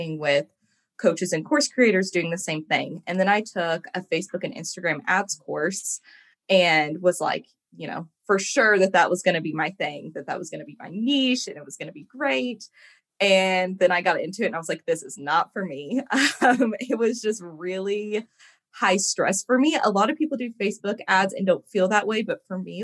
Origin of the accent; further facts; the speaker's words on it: Evansville, Indiana, United States; moved away as an adult; now in Louisville, United States; I live in Louisville, Kentucky. I'm originally from Evansville, Indiana.